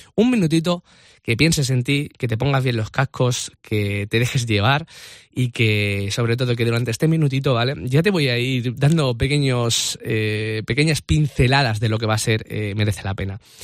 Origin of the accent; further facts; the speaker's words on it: a small town in the province of Seville, near Cádiz, Andalusia, Spain; accent: Andalusian; moved away as an adult; now in Madrid, Spain; soy de un pueblo muy pequeñito de Sevilla, soy andaluz